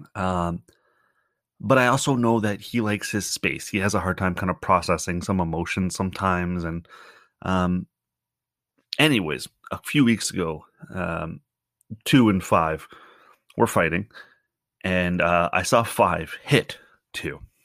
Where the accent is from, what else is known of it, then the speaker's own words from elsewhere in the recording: Canada; also born or lived in Ontario; as a Canadian